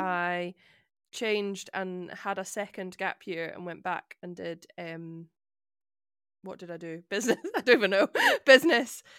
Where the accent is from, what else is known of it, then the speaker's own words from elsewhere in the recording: Edinburgh, Scotland, United Kingdom; having grown up in Edinburgh